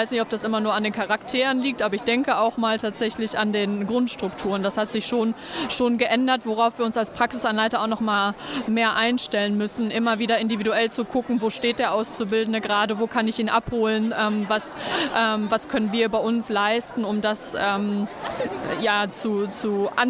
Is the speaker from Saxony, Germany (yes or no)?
no; Münster, North Rhine-Westphalia, Germany; ich bin …, ich komme aus Münster.